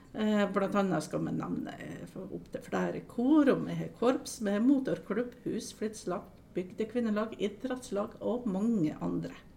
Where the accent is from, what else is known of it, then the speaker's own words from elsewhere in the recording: Aukra, Møre og Romsdal, Norway; jeg er oppvokst eh, i Aukra